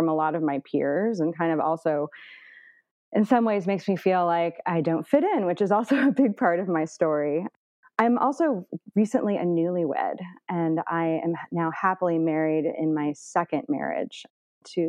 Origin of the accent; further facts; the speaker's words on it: Indianapolis, Indiana, United States; now in Northern California, United States; I grew up in Indianapolis, Indiana, and, you know, kind of like the northern suburbs